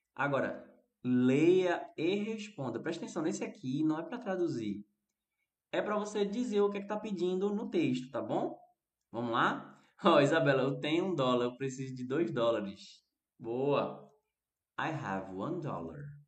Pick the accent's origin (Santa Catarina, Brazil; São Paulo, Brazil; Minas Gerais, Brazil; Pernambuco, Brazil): Pernambuco, Brazil; Recife; aqui no Recife a gente também fala arroz